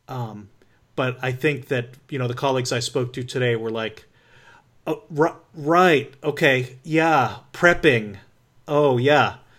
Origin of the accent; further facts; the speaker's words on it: New England, United States; I grew up in New England.